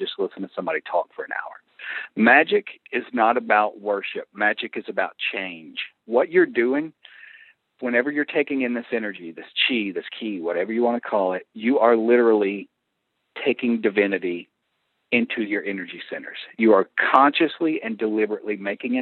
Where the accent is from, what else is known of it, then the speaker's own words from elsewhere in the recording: the Bible Belt, United States; where I grew up in the Bible Belt